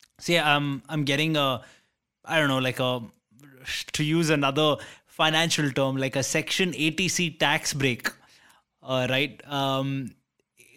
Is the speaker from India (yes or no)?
yes; India; as an Indian